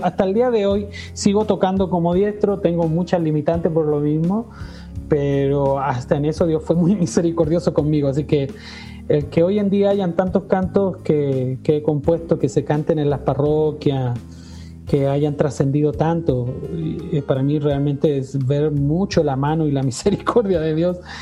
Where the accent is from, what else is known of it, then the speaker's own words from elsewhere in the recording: Chile; moved away as an adult; now in Puebla, Mexico; estando en mi país, en Chile, eh, nunca se me pasó por la cabeza irme de mi tierra